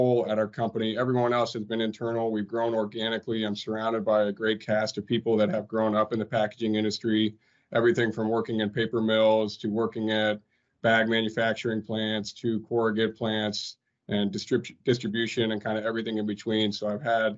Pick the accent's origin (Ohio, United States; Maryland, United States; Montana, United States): Ohio, United States; Cincinnati; moved away as an adult; also born or lived in Atlanta; Had the opportunity to move back to Cincinnati here recently, my hometown and where I grew up